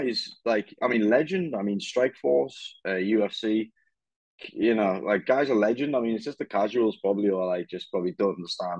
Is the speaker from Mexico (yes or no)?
no; England, United Kingdom; a tanned Englishman